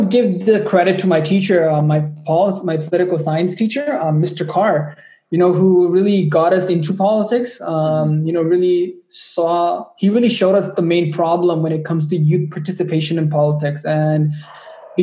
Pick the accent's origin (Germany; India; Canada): Canada; Ajax, Ontario; my hometown of Ajax, Ontario